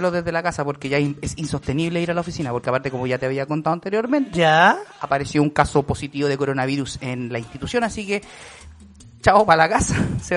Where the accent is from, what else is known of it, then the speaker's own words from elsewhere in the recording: Santiago, Santiago Metropolitan Region, Chile; De Santiago, Chile.